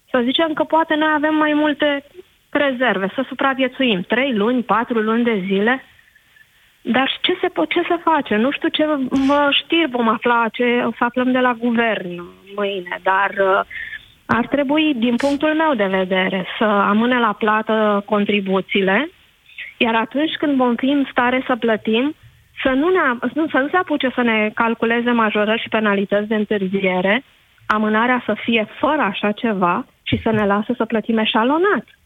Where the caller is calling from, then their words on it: Buftea, Ilfov, Romania; Bună ziua, Alina, sunt din Buftea.